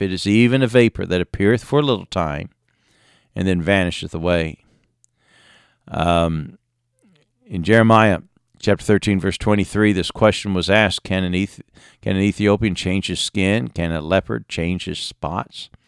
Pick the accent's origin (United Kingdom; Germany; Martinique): United Kingdom; England; moved away; growing up in England